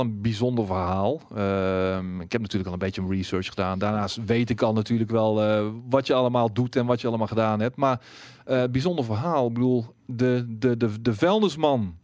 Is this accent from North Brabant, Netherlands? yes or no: yes; Breda, North Brabant, Netherlands; afkomstig ook uit Breda